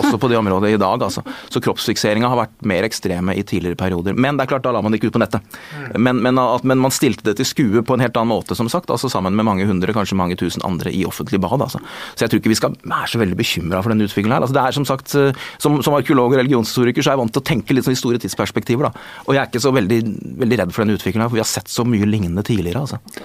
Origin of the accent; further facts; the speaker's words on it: Askim, Østfold, Norway; Og jeg vokste dessuten opp i, altså, i Askim i Indre Østfold